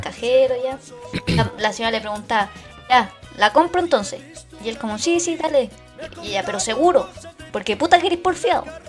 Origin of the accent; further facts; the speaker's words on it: Maipú, Santiago Metropolitan Region, Chile; yo soy de Maipú